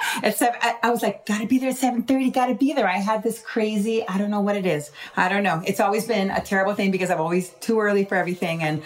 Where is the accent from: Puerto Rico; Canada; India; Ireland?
Puerto Rico; San Juan; I'm from Puerto Rico. Yo me quería en Santurce, Santurce, which is San Juan, Puerto Rico.